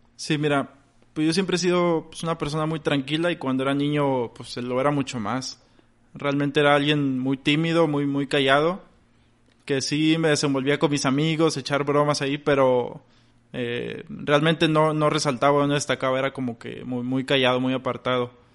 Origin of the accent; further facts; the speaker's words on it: Ciudad Victoria, Tamaulipas, Mexico; moved away as an adult; now in Monterrey, Mexico; radico aquí en Monterrey, pero yo nací en Victoria, Tamaulipas. Allá, pues allá crecí